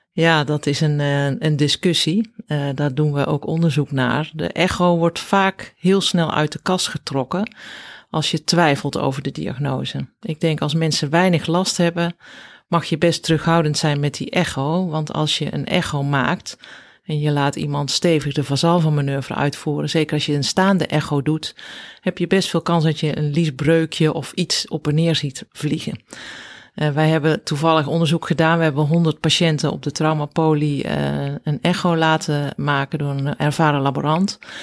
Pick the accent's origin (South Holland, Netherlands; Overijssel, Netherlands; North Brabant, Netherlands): North Brabant, Netherlands; Bergeijk; moved away as an adult; also born or lived in Rotterdam / Zeist; Ja, ik ben opgegroeid in Bergijk. Dat is een klein dorpje in Zuid-Brabant